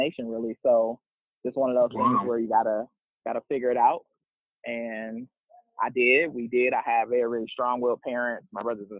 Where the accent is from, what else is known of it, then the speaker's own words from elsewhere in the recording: Milwaukee, Wisconsin, United States; moved away; I'm from Milwaukee, Wisconsin, born and raised